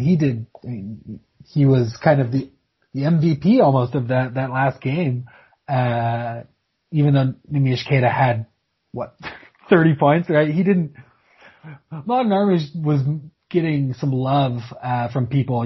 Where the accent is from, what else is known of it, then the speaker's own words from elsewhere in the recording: Corvallis, Oregon, United States; moved away; Oregon State, my hometown team, uh, at Gill Coliseum